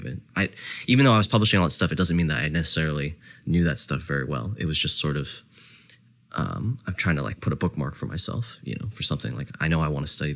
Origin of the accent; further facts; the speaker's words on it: New Jersey, United States; also born or lived in Canada; I grew up in New Jersey